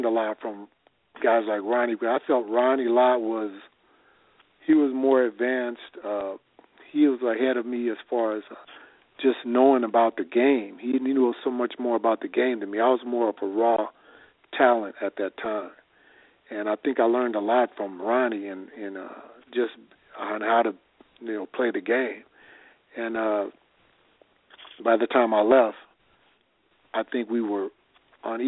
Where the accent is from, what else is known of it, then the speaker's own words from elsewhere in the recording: California, United States; growing up in California